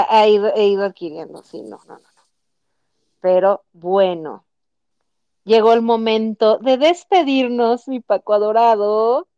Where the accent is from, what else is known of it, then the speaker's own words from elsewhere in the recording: Mexico City, Mexico; now in Guadalajara, Mexico; los chilangos somos no queridos en muchas partes de nuestra bella República Mexicana